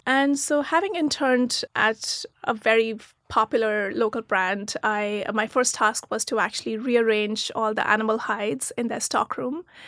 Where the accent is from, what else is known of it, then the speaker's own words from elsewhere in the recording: Pune, Maharashtra, India; moved away as an adult; also born or lived in Meerut, India / Germany; now in United States; I was born in a small town called Meerut, um, in the north of India, but I grew up in Pune, which is near Mumbai.